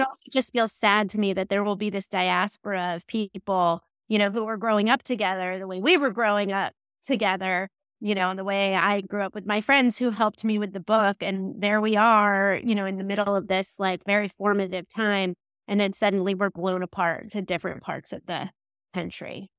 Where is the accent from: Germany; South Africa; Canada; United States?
United States; New Jersey; moved away as an adult; also born or lived in Florida; I'm from New Jersey. I think that's really important, a formative experience for me.